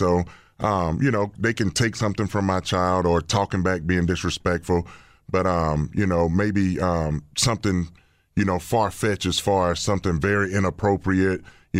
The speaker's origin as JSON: {"language": "English", "region": "Alabama", "country": "United States", "tie": "born or raised there", "said": "I was raised in Alabama, and in my household, you really couldn't express yourself."}